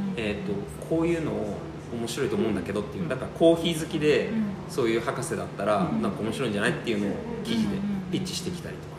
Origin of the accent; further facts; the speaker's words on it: Fukuoka, Japan; moved away as an adult; also born or lived in Australia / Netherlands; お互い福岡出身なんで